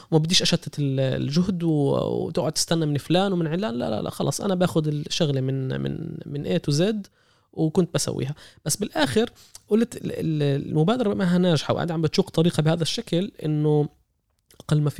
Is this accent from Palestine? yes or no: yes; Palestine; إذا إحنا على المستوى السياسي كفلسطينيين مش قادرين نحقق عودة